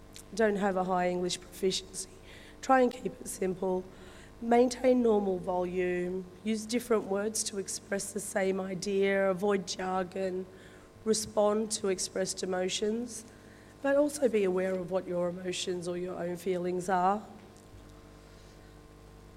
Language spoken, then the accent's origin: English; Wollongong, New South Wales, Australia; I'm of Turkish origin. I was born in Wollongong Hospital. So my parents migrated to Australia back in the early 70s. Dad came to Wollongong to work in the steelworks